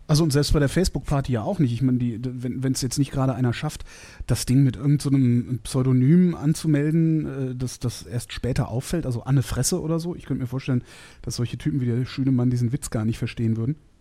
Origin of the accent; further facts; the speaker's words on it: Cologne, North Rhine-Westphalia, Germany; Ich komme ja aus Köln